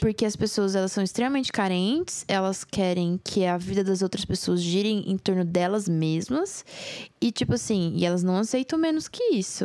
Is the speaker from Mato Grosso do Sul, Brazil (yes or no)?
yes; Jardim, Mato Grosso do Sul, Brazil; na minha infância, lá em Jardim, pra, pra você que não sabe, eu sou mato grossense